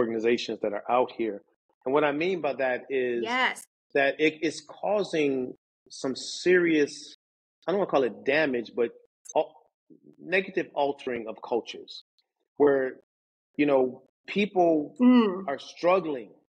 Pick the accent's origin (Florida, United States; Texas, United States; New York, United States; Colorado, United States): New York, United States; Syracuse; also born or lived in Philadelphia, Pennsylvania; now in Winter Park, United States; I was born and raised in Syracuse, New York